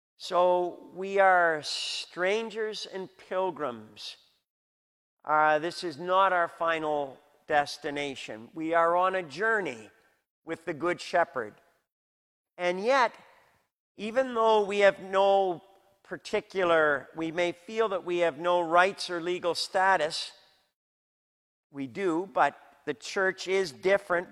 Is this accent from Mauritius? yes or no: no; Canada; We have those as Canadian citizens